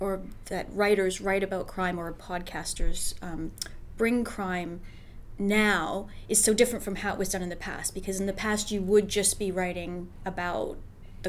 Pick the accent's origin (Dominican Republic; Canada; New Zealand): Canada; I'm Canadian